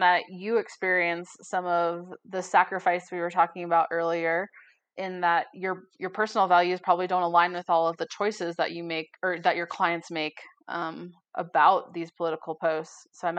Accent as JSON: {"language": "English", "town": "Boulder", "region": "Colorado", "country": "United States", "tie": "born or raised there", "said": "I grew up in Boulder, very white, moved to Durango, also very white."}